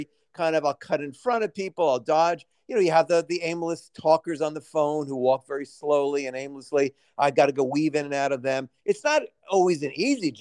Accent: New York City, New York, United States; I'm just a regular guy from Scranton, but I'm from Brooklyn

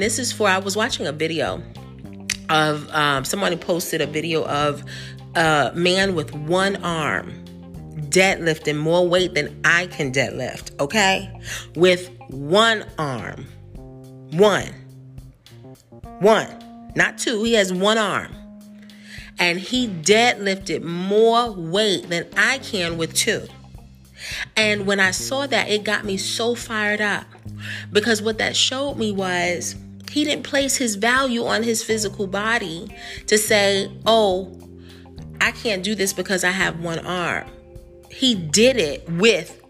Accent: New York, United States; moved away; I'm from New York

